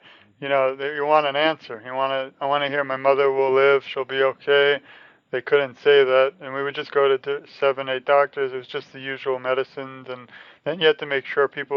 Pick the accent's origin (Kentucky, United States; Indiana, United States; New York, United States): New York, United States; when I was younger, I'm from New York